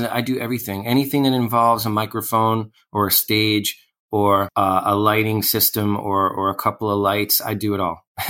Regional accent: New York City, New York, United States; I grew up in Sheepshead Bay, Brooklyn, which is like one neighborhood over from where I am now

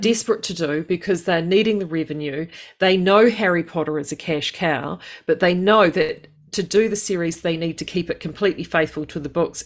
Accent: United Kingdom; being British

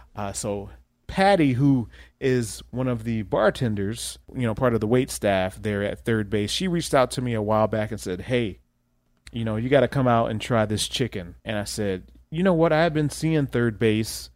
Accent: Ohio, United States; now in Omaha, United States; I'm from Ohio

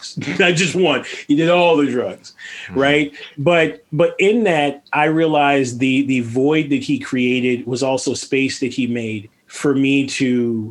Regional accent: Los Angeles, California, United States; I was raised in Venice Beach, California

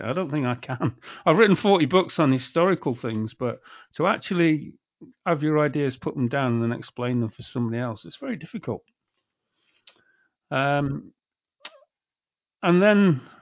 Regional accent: Yorkshire and the Humber, United Kingdom; also born or lived in Leeds; I come from Yorkshire

